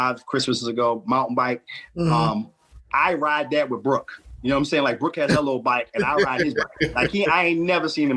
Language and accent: English; Baltimore, Maryland, United States